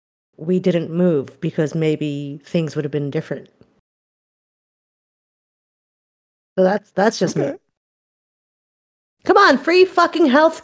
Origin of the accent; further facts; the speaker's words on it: Philippines; also born or lived in New Zealand; now in United States; I may be an immigrant, but I don't have the same story as Olga. Yeah, I'm from the Philippines. I was born there. However, I had immigrated to New Zealand first.